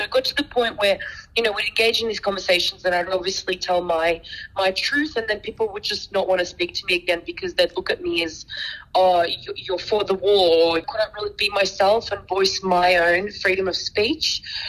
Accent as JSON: {"language": "English", "region": "Minsk", "country": "Belarus", "tie": "born there", "said": "I was born in Minsk in Belarus."}